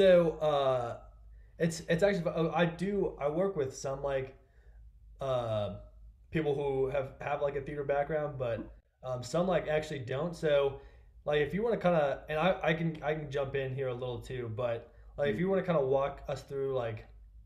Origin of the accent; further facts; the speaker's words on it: Kansas City, Missouri, United States; my hometown, Kansas City